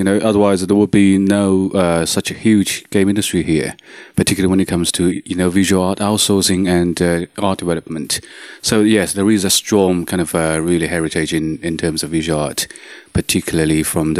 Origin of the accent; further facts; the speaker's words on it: China; now in Netherlands; I was born in China.